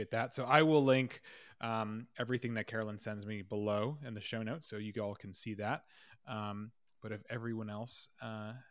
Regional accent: United States

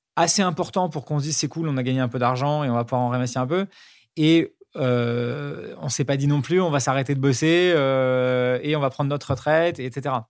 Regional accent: Paris, Île-de-France, France; C'était un, un, collège à Paris qui s'appelle l'École Alsacienne

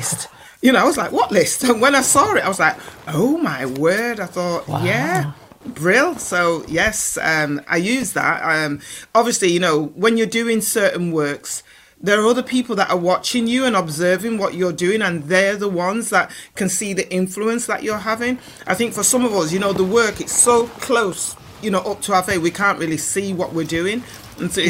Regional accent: Manchester, North West England, United Kingdom; moved away as an adult; also born or lived in London; now in Manchester, United Kingdom; we're from Manchester originally, born and bred

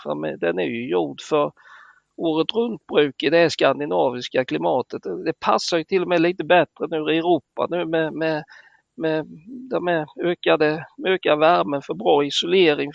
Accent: Småland, Sweden; vi som smålänningar

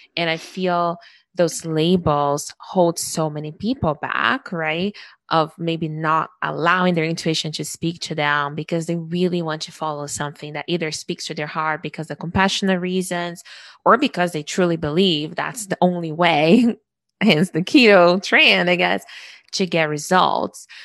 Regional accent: Brazil; now in Canada; I was born in Brazil

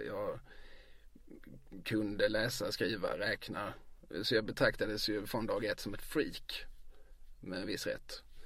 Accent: Eslöv, Skåne, Sweden; moved away as an adult; also born or lived in Lund; now in Malmö, Sweden; jag gick i skola i Eslöv. Mina, eh, jag kom till Eslöv, började skolan, tog studenten, lämnade Eslöv.

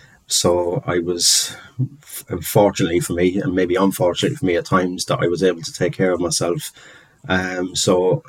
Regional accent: London, United Kingdom; being Irish and growing up in London, where the kind of height of the troubles and things were kicking off. So just putting up with a lot of prejudice for being Irish, really from a very young age

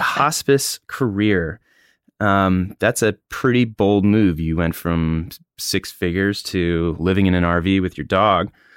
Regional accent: Hatteras, North Carolina, United States; It's my hometown, home

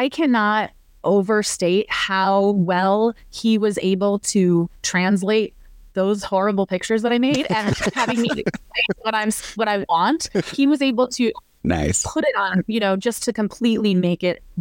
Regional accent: rural Illinois, United States; moved away; So we shot in rural Illinois, so kind of outside my hometown

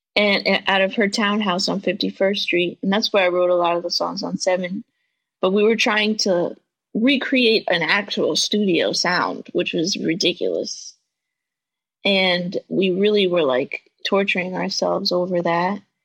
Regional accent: New York, United States; living in New York, growing up in New York, listening to Hot 97.

